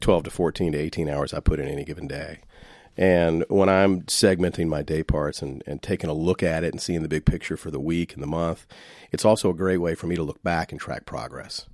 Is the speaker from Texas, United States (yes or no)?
no; Shreveport, Louisiana, United States; I'm from Shreveport, Louisiana